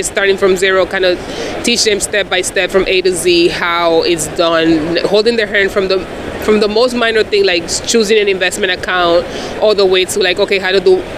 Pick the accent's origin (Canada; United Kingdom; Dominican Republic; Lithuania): Dominican Republic; moved away; I'm an immigrant from the Dominican Republic.